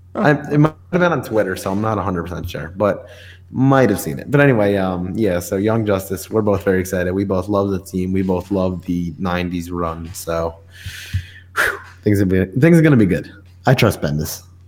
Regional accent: New York, United States; I'm from New York

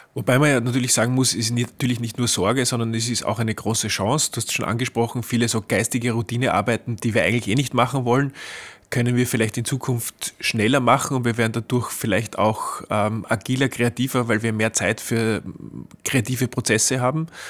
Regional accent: Austria; bei uns in Österreich

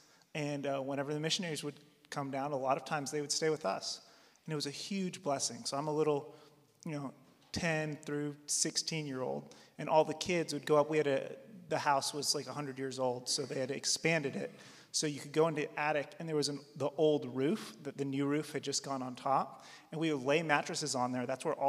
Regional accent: Wilmore, Kentucky, United States; So I grew up in Wilmore, Jessamine County

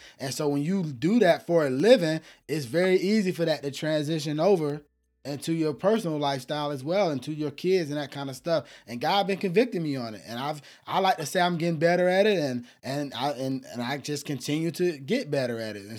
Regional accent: the South, United States; I grew up in the South with a single mom.

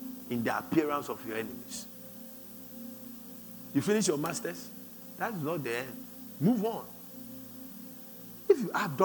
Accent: Accra, Greater Accra, Ghana; also born or lived in Sakumono; I was born in Kaneshi.

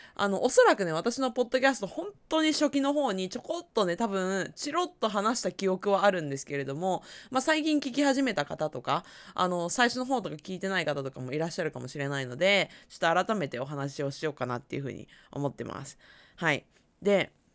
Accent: Aichi, Japan; 私はまあ、地元が愛知県で

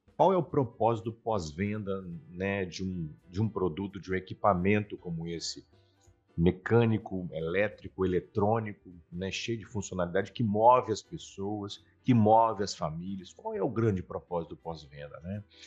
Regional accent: Vila Velha, Espírito Santo, Brazil; also born or lived in Vitória; Eu sou nascido em Vitória, mas criado na cidade de Vila Velha

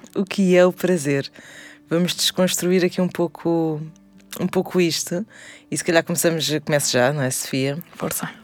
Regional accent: Portugal; quando nós crescemos, as mulheres em Portugal

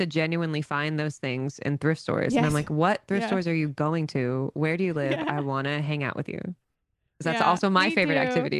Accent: the South, United States; I do love, I do find I love a Southern woman on there because I'm from the South.

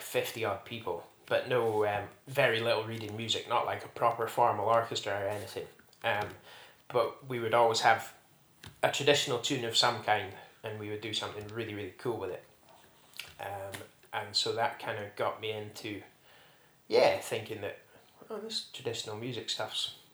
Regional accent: Strathcanaird, near Ullapool, Scotland, United Kingdom; Where I grew up in Strathcanyard, just north of Ullapool, was in a little crofting hamlet

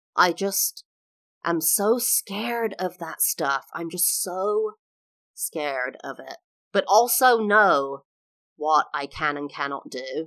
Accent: England, United Kingdom; moved away as an adult; also born or lived in California, United States; now in Florida, United States; I am English, now live in the U S for the last, like, fourteen, fifteen years.

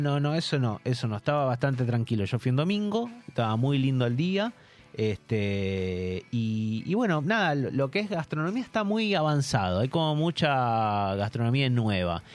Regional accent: Buenos Aires, Argentina; moved away; Yo, soy de Cava y sigo, sigo siendo de Cava

